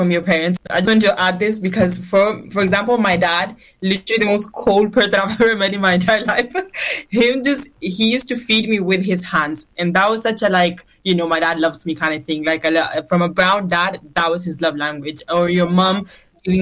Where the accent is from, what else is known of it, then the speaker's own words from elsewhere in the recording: Spain; moved away; growing up in Spain, eating with your hands